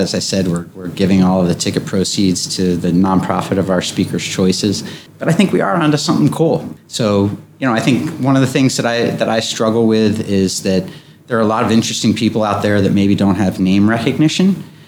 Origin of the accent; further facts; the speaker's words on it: Wilmington, Delaware, United States; I was born and raised here. Uh, I grew up on Rodney Street in, in downtown Wilmington